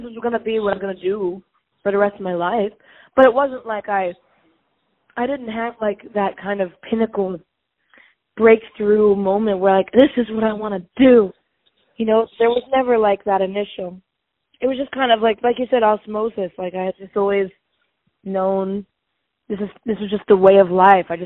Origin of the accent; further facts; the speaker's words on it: Charlottesville, Virginia, United States; also born or lived in New York; I was born and raised in Charlottesville, and that's where my house is right now